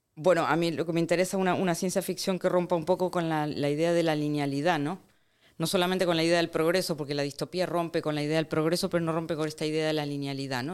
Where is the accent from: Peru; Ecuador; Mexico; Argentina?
Argentina; moved away; also born or lived in Barcelona; yo soy de Argentina, de hecho, tengo igual de hecho, he crecido, Argentina